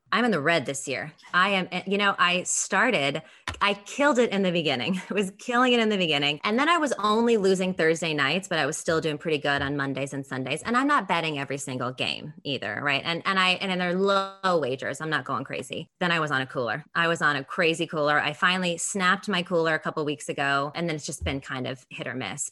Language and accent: English; San Jose, California, United States; I'm from San Jose originally, Santa Clara County